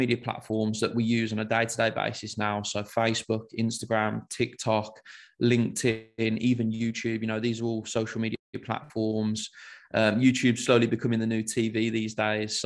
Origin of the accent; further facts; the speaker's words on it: Birmingham, West Midlands, United Kingdom; accent: Brummie; I'm from Birmingham. I guess a typical Brummie